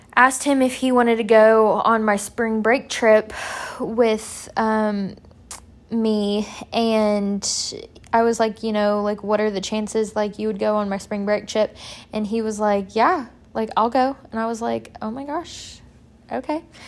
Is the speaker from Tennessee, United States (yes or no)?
yes; Murfreesboro, Tennessee, United States; moved away as an adult; also born or lived in Wisconsin; I did a summer internship specifically in Murfreesboro, one, because it was my hometown